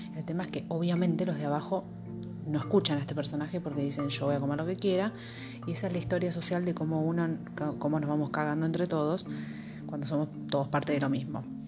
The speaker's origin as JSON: {"language": "Spanish", "country": "Argentina", "said": "mi país, en Argentina"}